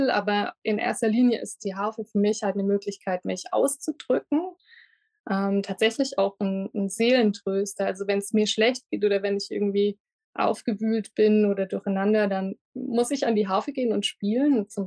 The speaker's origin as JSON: {"language": "German", "town": "Lindau", "region": "Bavaria", "country": "Germany", "said": "Ich komme aus Lindau am Bodensee und habe das große Glück, dass ich auch hier wieder leben darf."}